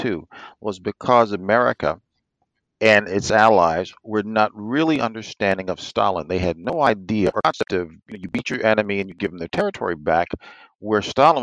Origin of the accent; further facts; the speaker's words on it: United States; being an American